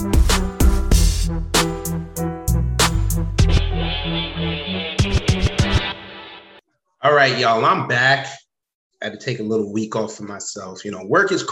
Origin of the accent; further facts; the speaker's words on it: New York, United States; moved away; I'm from New York